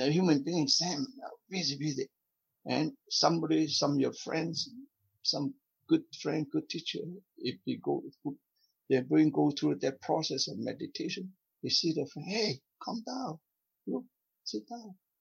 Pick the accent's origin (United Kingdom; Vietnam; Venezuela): Vietnam; South Vietnam; moved away as an adult; now in Canada; I came from South Vietnam. I, I lost my home, my country because of communism, right? So I yeah. came to Canada